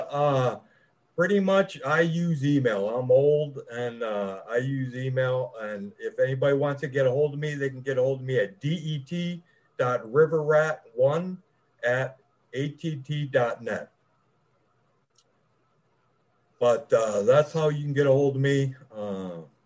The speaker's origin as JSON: {"language": "English", "area": "Downriver area", "region": "Michigan", "country": "United States", "tie": "born or raised there", "said": "I grew up, I live in Michigan. I grew up in the Downriver area"}